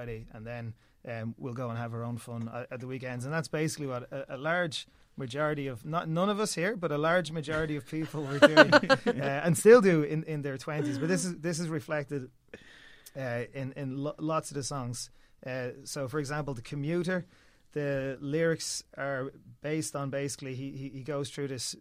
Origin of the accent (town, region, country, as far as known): Ireland